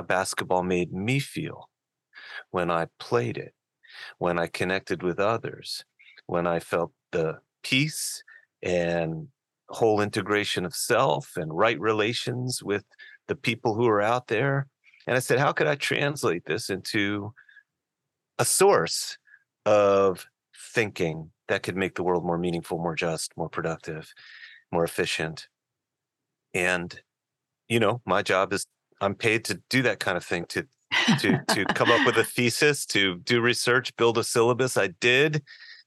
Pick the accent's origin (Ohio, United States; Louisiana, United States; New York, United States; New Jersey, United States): New Jersey, United States; Newton; I'm from a town in the northwest corner of the great state of New Jersey called Newton, New Jersey. That is where I hail from, like my father before me